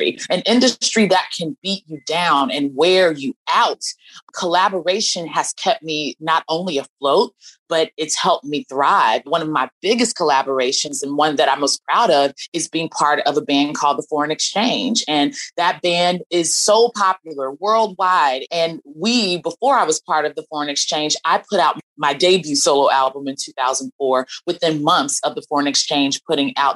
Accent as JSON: {"language": "English", "town": "Dallas", "region": "Texas", "country": "United States", "tie": "born or raised there", "moved": "yes", "said": "I'm from Dallas, Texas originally."}